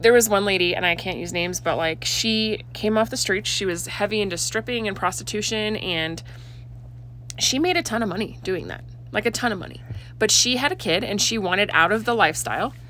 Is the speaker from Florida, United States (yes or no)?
no; Oregon, United States; moved away; I grew up in Oregon